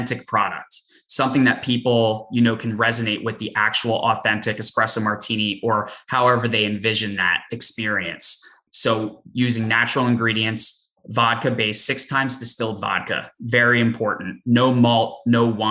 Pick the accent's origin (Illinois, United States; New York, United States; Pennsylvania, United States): Pennsylvania, United States; Philadelphia; moved away; also born or lived in Boston; I grew up in the Philadelphia area, went to school in Boston